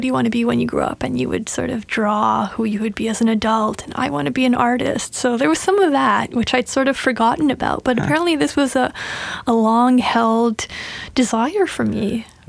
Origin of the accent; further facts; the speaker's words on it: Montreal, Quebec, Canada; I'm from Montreal.